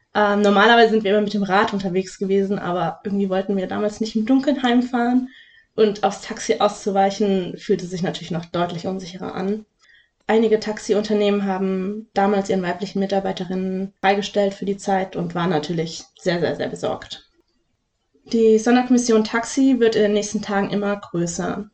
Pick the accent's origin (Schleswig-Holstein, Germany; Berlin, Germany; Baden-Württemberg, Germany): Baden-Württemberg, Germany; Lake Constance area; aus meiner Heimat